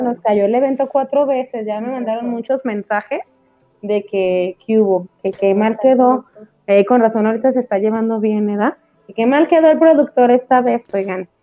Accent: Mexico; cómo somos los mexicanos

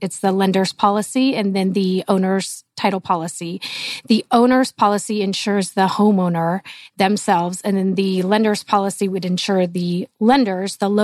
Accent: Lincoln, Nebraska, United States; moved away as an adult; also born or lived in California; now in Arizona, United States; I grew up in Lincoln, Nebraska

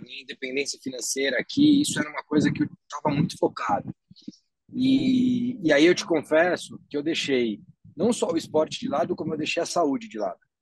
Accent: Guarulhos, São Paulo, Brazil; moved away as an adult; also born or lived in Silicon Valley; na cidade de Guarulhos, que é a minha cidade natal.

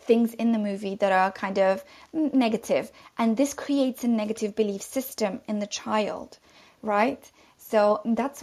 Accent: London, United Kingdom; I'm from London

